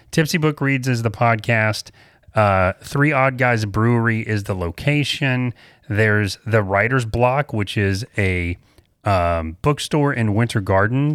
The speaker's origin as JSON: {"language": "English", "region": "the South", "country": "United States", "said": "we're from the South"}